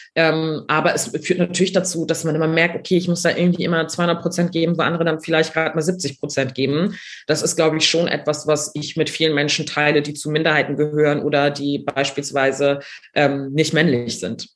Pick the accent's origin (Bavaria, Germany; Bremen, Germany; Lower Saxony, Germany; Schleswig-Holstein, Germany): Schleswig-Holstein, Germany; Neumünster; moved away as an adult; also born or lived in Berlin; ich komme aus Schleswig-Holstein, habe hier studiert